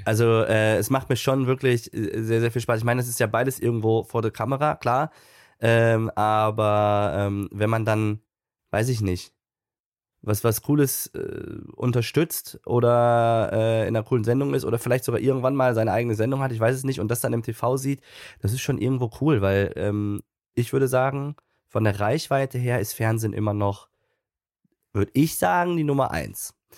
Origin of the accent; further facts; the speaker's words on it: Münster, North Rhine-Westphalia, Germany; also born or lived in Cologne; Münster, meine Heimatstadt